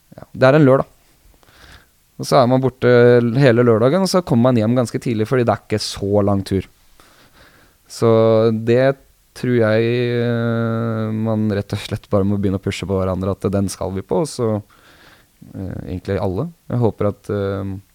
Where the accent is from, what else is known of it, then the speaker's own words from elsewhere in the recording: Vestfold, Norway; also born or lived in Sandefjord; now in Oslo, Norway; Jeg er, ikke, jeg er ikke oppvokst i Oslo. Jeg er oppvokst i Vestfold.